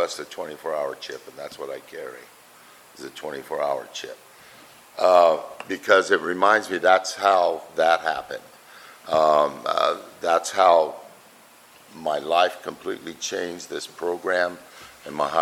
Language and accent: English; Buckeye, Arizona, United States; I'm from Buckeye.